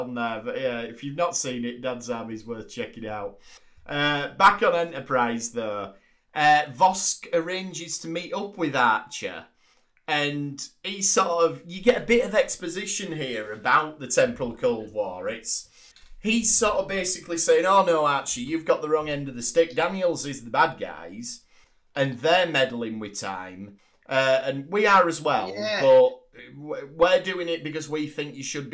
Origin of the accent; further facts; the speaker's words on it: England, United Kingdom; us being English